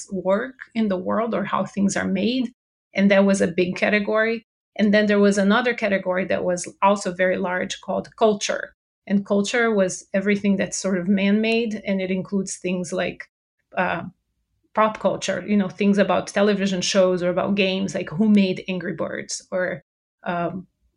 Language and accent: English; Brazil; English is a second language; moved away as an adult; now in United States; I'm originally from Brazil, so if you detect an accent, that's where it's from